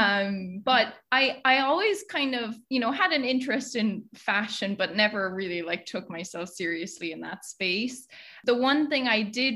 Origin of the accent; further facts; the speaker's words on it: Oranmore, Connacht, Ireland; moved away as an adult; now in New York, United States; I'm from Galway back home, a town called Oranmore